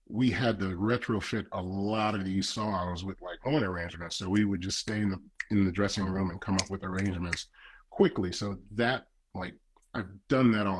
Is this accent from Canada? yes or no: no; U.S. Virgin Islands; moved away; I grew up in the Virgin Islands